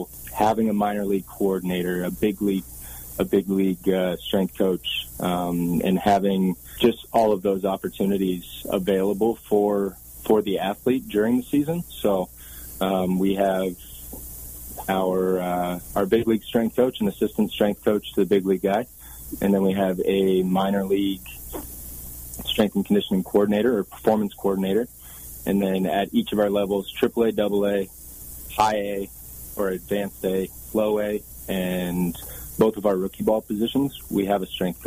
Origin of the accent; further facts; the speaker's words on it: Waterloo, Ontario, Canada; moved away as an adult; also born or lived in Southern California / Southern Colorado; I grew up in Waterloo, Ontario, Canada